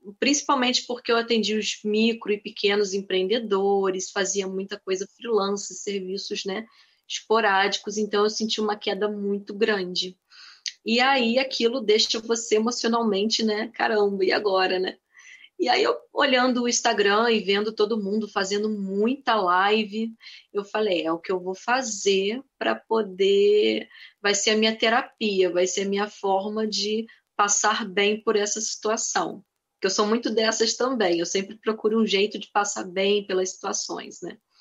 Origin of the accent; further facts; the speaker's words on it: Nova Friburgo, Rio de Janeiro, Brazil; Sim, sou friburguense. Eu já morei um tempo no Rio, mas eu sou aqui de Friburgo mesmo e atualmente morando em Nova Friburgo